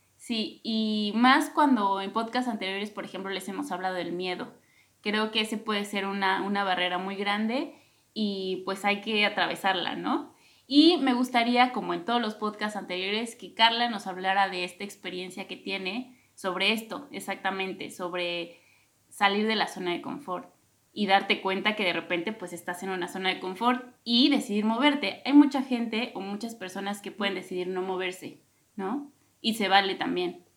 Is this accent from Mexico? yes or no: yes; Mexico